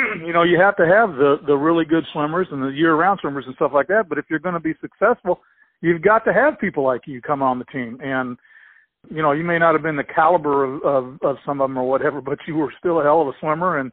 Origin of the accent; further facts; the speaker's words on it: Columbus, United States; when I was growing up in Columbus